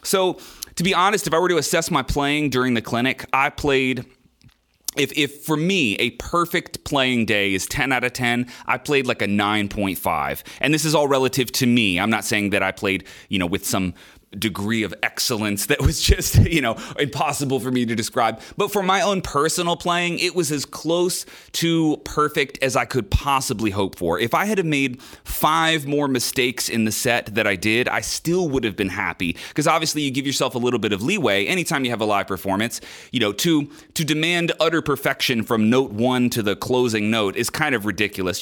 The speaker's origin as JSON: {"language": "English", "country": "United States", "said": "I'm a musician from America"}